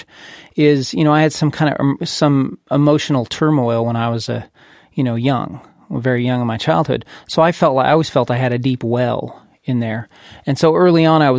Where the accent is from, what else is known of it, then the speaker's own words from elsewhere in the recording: California, United States; I grew up in California